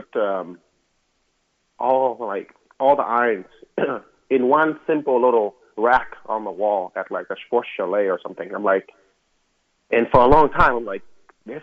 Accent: Vietnam; moved away; when I was growing up in Vietnam

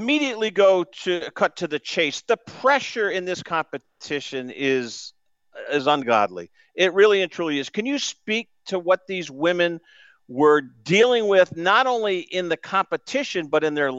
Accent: New England, United States; I grew up in New England.

